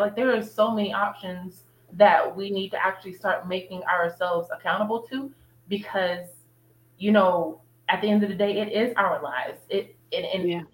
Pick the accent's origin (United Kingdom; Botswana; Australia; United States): United States; We're just American, so we're Black Americans